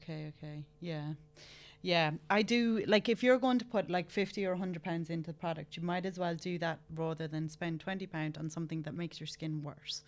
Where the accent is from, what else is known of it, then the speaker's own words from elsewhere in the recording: Ireland; I'm Irish.